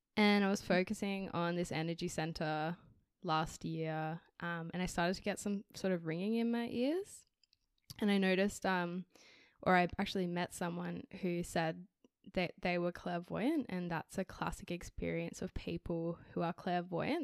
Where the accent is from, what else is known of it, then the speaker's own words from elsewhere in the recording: Canberra, Australian Capital Territory, Australia; also born or lived in Canada; I'm also now back in my hometown, and newly employed by the public service here in Canberra